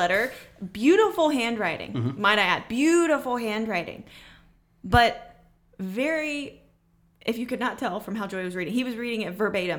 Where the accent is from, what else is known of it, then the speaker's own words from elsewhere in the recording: North Carolina, United States; I'm from North Carolina.